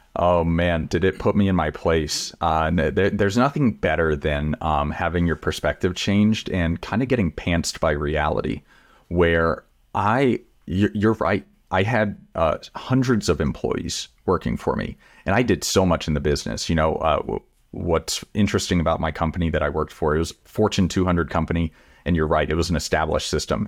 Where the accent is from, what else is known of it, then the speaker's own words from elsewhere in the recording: Texas, United States; I grew up in Texas